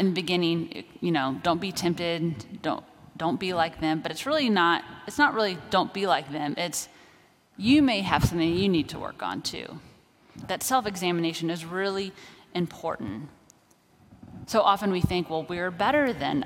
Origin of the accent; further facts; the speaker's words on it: Kansas, United States; I grew up in Kansas